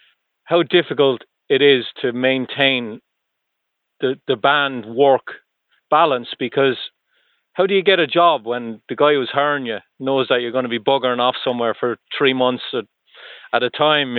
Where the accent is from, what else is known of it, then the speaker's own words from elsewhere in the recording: Ireland; moved away; I'm from Ireland.